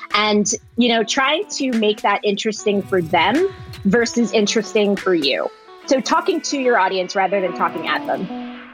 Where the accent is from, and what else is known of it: Springfield, Virginia, United States; born or raised there; moved away as an adult; also born or lived in Orange County / Culver City; now in Los Angeles, United States